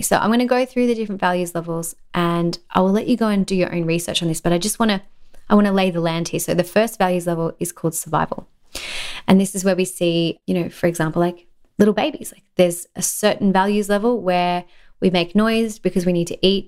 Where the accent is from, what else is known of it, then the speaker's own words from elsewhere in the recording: Australia; In Australia, we have this thing called tall poppy syndrome, and I think it exists everywhere. It's very common in my home country